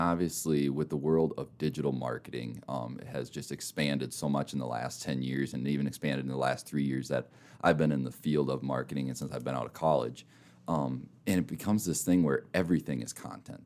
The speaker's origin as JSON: {"language": "English", "region": "Minnesota", "country": "United States", "tie": "born or raised there", "also_born_or_lived": "Mitchell, South Dakota", "moved": "yes", "lives_now": "Rapid City, United States", "said": "I grew up in Minnesota"}